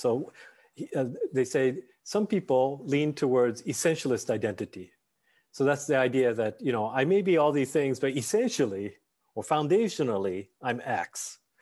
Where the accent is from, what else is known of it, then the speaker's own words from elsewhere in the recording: Tokyo, Japan; moved away; also born or lived in Nagano Prefecture, Japan; I grew up in Tokyo, but uh, partially in some parts of the area in, in a place called Nagano, Nagano Prefecture.